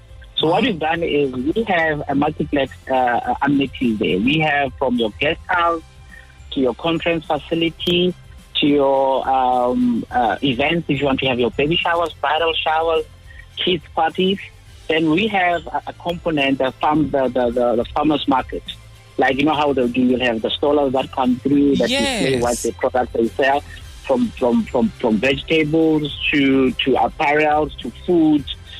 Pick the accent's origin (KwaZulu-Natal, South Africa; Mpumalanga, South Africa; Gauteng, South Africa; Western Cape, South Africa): Gauteng, South Africa; Soweto; I come from Soweto.